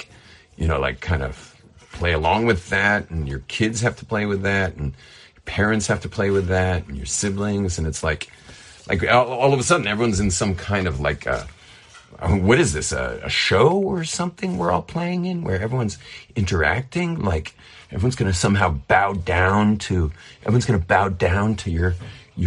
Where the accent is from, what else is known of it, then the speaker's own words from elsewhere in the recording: California, United States; I'm from California